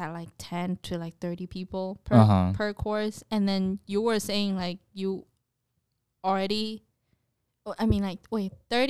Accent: East Coast, United States; I grew up in East Coast.

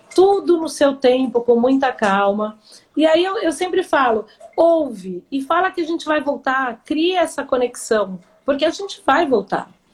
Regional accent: São Paulo, Brazil; eu nasci em São Paulo, tenho 51 anos

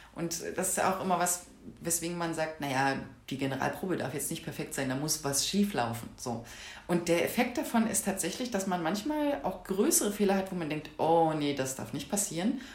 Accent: southern Brandenburg, Germany; moved away as an adult; also born or lived in Freiberg; now in Leipzig, Germany; Ich komme eigentlich urspr ursprünglich aus Südbrandenburg, so aus einem kleinen Nest.

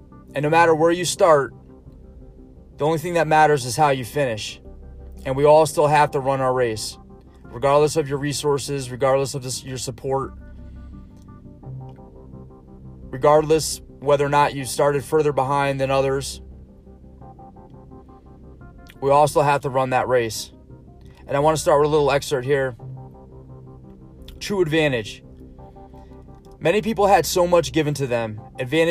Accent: Stratford, Connecticut, United States; grew up in Stratford, Connecticut

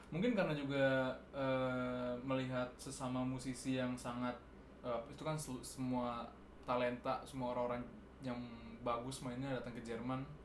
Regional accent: South Tangerang, Banten, Indonesia; moved away; also born or lived in Bandung; gue kan dari Tangerang Selatan ini kan berasa kota juga

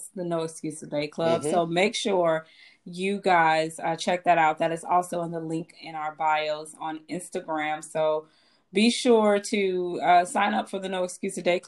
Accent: Chicago, Illinois, United States; I was born in Chicago. I was raised on the south side of Chicago

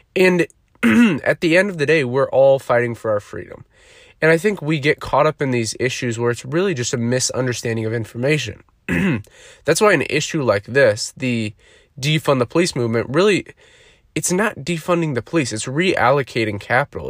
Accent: United States

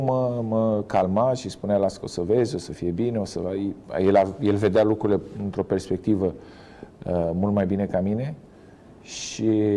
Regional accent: Romania; moved away as an adult; also born or lived in China; noi românii

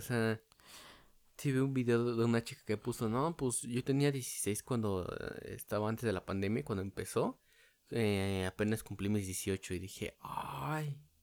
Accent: State of Mexico, Mexico; yo soy alguien del Estado de México

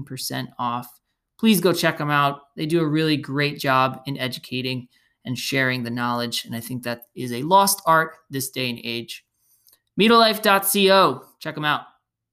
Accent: New Jersey, United States; Growing up in Jersey

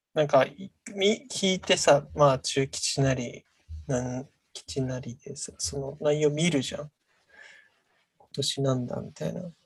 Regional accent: Kamifurano, Hokkaido, Japan; うちの地元の神社の、上富良野神社

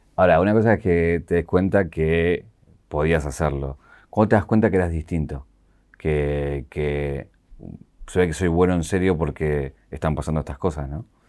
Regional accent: Argentina; aquí en Argentina

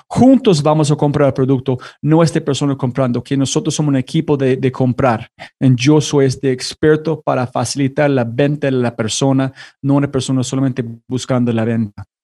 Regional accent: United States; Spanish is a second language; now in La Ceja, Colombia; soy como una, un gringo viviendo en este momento en La Ceja, en Colombia

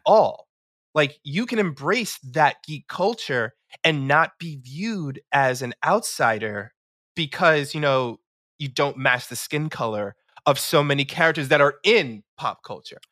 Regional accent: New York City, New York, United States; I grew up in New York City. Um, all my life grew up in New York City, so, yeah, born and raised

